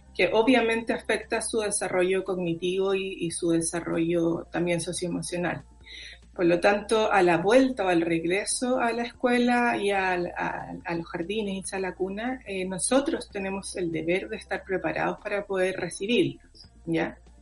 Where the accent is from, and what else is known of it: Chile